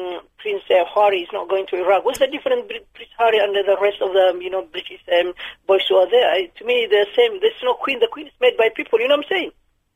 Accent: Somalia; now in United Kingdom

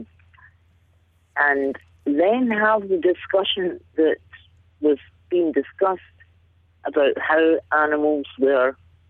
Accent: Glasgow, Scotland, United Kingdom; I'm from Glasgow

